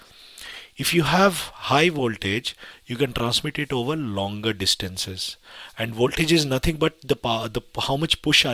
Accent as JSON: {"language": "English", "country": "India", "moved": "yes", "lives_now": "United Kingdom", "said": "So I come from India"}